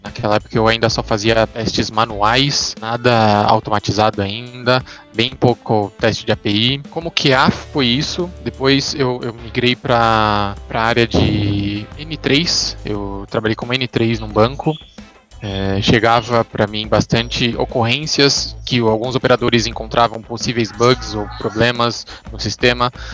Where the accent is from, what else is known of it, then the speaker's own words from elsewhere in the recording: São Paulo, Brazil; sou de São Paulo capital